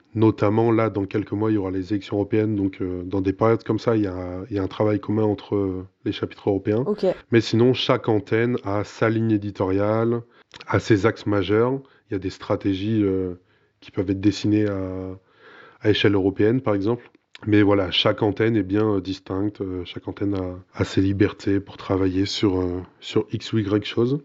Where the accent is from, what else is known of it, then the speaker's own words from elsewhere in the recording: Burgundy, Bourgogne-Franche-Comté, France; je suis bourguignon